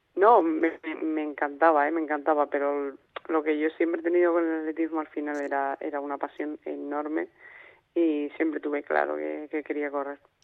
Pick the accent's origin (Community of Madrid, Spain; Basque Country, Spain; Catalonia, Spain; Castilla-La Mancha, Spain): Castilla-La Mancha, Spain; now in Granada, Spain; yo soy manchega y, y vivo en, en Granada por entrenamiento